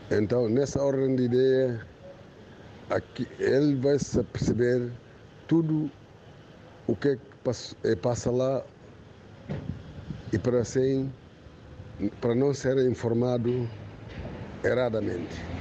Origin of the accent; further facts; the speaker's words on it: Guinea-Bissau; now in Portugal; nós, os guineenses